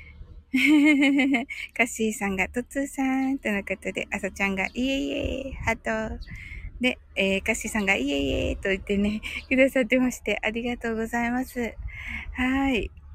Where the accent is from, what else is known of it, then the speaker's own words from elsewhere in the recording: Kyushu, Japan; 私も九州人なんでね